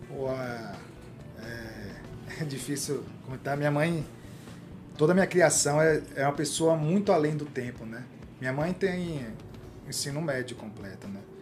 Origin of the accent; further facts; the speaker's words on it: Salvador, Bahia, Brazil; moved away as an adult; now in São Paulo, Brazil; bairro de onde eu vim, né? Que é de Mussurunga, Salvador